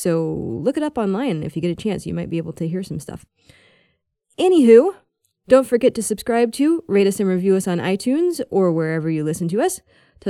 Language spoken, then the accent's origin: English; Texas, United States; I'm from Texas, mm-hmm. and people are often confused that I don't have a Southern accent.